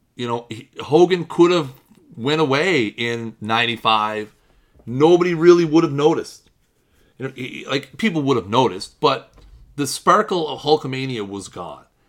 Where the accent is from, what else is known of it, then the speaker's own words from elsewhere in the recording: Canada; I'm Canadian